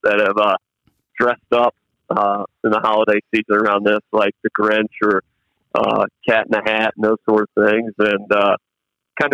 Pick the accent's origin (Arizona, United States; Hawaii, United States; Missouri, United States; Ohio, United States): Ohio, United States; Convoy; growing up in Convoy